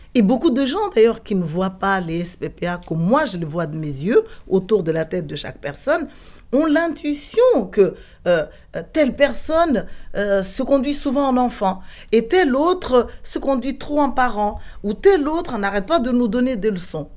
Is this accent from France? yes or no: no; Madagascar; en tant que malgache